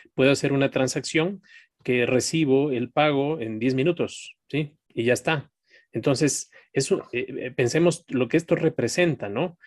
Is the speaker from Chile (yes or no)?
no; Ecuador; En mi país, en Ecuador